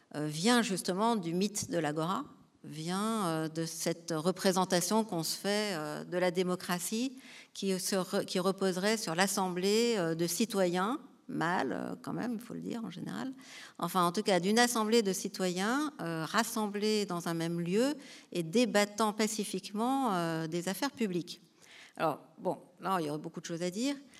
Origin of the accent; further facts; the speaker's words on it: Marseille, Provence-Alpes-Côte d'Azur, France; je viens de Marseille, et à Marseille, on avait un immense marché